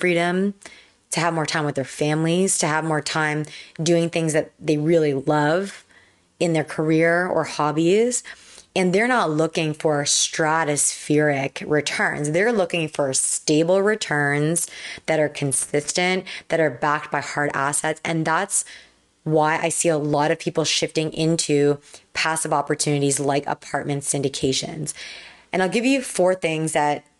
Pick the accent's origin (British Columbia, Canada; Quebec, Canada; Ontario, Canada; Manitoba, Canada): Ontario, Canada; Toronto; I'm from Toronto, Canada